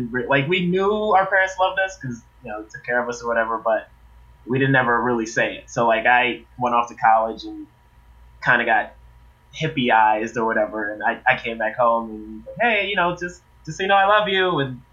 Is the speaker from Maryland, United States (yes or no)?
yes; Maryland, United States; born or raised there